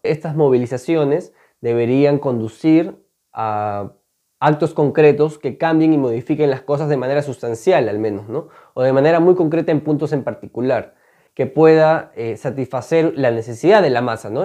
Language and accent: Spanish; Peru; Seguramente estamos orgullosos muchas veces de haber nacido en este país